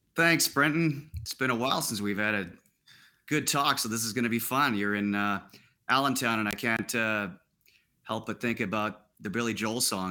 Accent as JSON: {"language": "English", "region": "Saskatchewan", "country": "Canada", "also_born_or_lived": "Ontario", "moved": "yes", "said": "I was from Saskatchewan, but they had liquor laws there"}